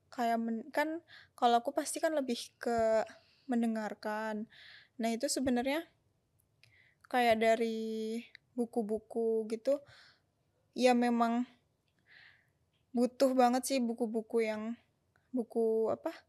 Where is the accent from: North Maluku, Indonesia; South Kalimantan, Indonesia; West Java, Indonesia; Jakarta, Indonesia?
Jakarta, Indonesia; now in Yogyakarta, Indonesia; Asalnya dari Jakarta.